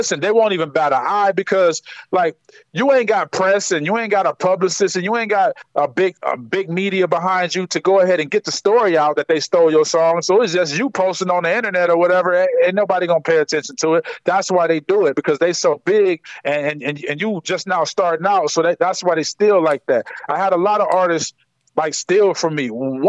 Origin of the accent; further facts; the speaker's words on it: Akron, Ohio, United States; Man, Akron is a lot different than anybody would expect because people think it's a small city, but it's not. It's a big city in small quarters.